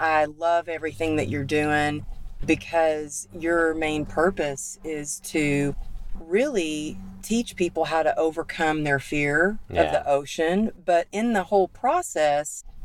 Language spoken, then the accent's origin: English; Texas, United States; I grew up in Texas